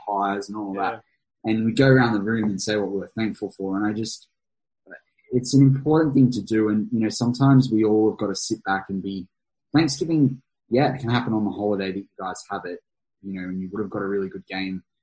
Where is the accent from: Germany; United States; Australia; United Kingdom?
Australia; as an Australian